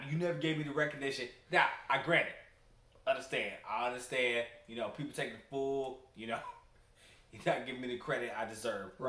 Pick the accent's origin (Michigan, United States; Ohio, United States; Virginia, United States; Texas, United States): Michigan, United States; Detroit; now in Houston, United States; I'm from Detroit, Michigan.